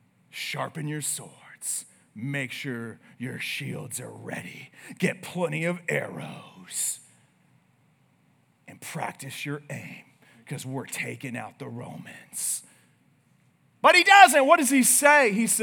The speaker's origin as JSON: {"language": "English", "country": "United States", "said": "we're American."}